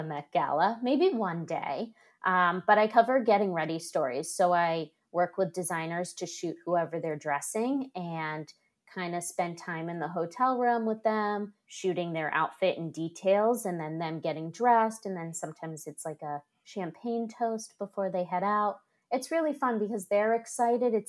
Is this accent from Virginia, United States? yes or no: no; outside of Boston, Massachusetts, United States; accent: Boston; moved away as an adult; also born or lived in upstate New York; now in New York, United States; I grew up outside of Boston and went to school in upstate New York